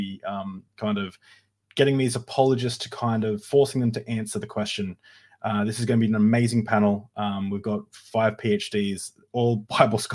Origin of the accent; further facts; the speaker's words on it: Australia; as an Australian